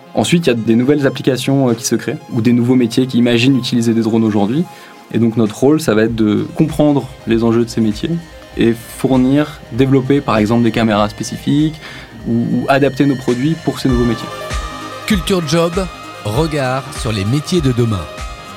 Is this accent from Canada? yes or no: no; Lausanne, Vaud, Switzerland; je viens de Lausanne, en Suisse